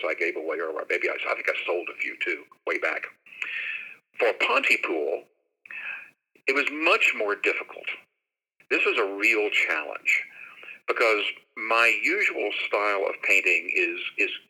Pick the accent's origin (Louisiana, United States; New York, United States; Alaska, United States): Louisiana, United States; Shreveport; also born or lived in Dallas, Texas; now in Jacksonville, United States; my hometown of Shreveport, Louisiana